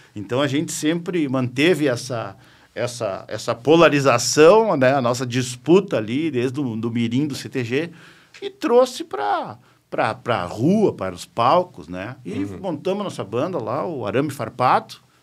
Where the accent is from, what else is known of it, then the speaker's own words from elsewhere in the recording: Uruguaiana, Rio Grande do Sul, Brazil; moved away as an adult; also born or lived in Santa Maria; now in Porto Alegre, Brazil; Eu, como nasci em Uruguaiana, ali em 1971